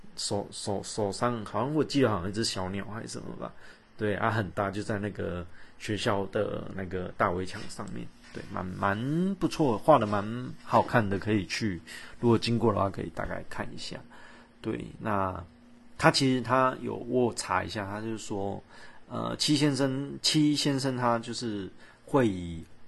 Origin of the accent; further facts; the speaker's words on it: Kaohsiung, Taiwan; 我们高雄人，在高雄 其实就觉得高雄很无聊